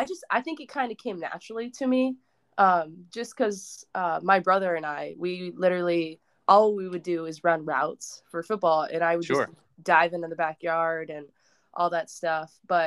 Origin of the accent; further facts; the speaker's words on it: Nebraska, United States; I have to be because I'm from Nebraska, but.